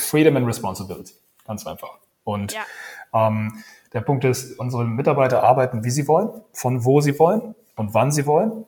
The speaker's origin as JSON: {"language": "German", "town": "Kiel", "region": "Schleswig-Holstein", "country": "Germany", "also_born_or_lived": "Copenhagen, Denmark / Dublin, Ireland / South Africa", "accent": "North German", "moved": "as an adult", "lives_now": "Berlin, Germany", "said": "Ich bin Norddeutscher, ich bin Kieler. Das hört man teilweise so an meiner Stimme"}